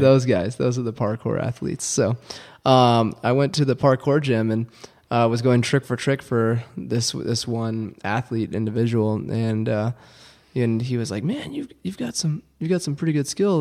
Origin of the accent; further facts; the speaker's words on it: Houston, Texas, United States; growing up in Texas, it was cool to have, you know, to play football